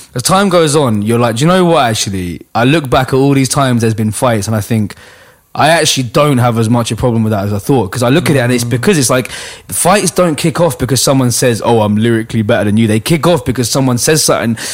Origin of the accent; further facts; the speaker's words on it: London, United Kingdom; I grew up in Hackney on the back streets